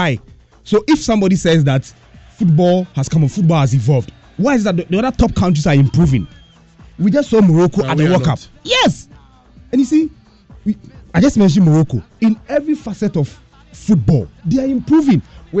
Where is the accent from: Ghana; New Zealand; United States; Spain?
Ghana; I'm a Ghanaian.